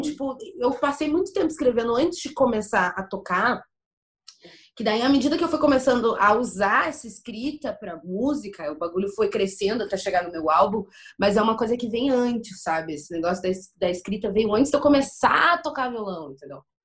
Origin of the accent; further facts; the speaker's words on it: Porto Alegre, Rio Grande do Sul, Brazil; also born or lived in Torres, Rio Grande do Sul; eu nasci em Porto Alegre. Aí, com quatorze anos, eu me mudei pra Torres, que é uma praia do litoral norte do Rio Grande do Sul